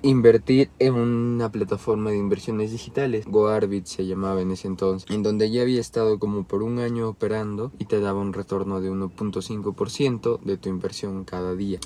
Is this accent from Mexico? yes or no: no; Peru